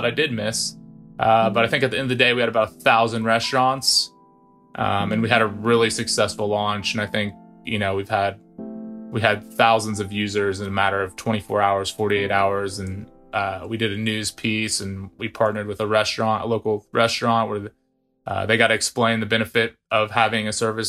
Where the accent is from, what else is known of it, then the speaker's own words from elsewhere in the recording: Wichita, Kansas, United States; moved away as an adult; now in Dallas, United States; I grew up in Wichita, spent 18 years there